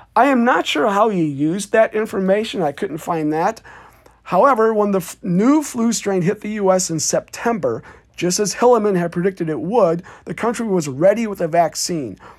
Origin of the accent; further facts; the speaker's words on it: Davenport, Iowa, United States; my hometown newspaper, Davenport, Iowa